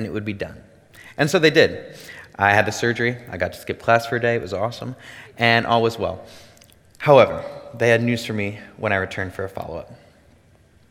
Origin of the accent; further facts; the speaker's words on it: Davenport, Iowa, United States; I'm originally from the Davenport area, where I grew up with an amazing family.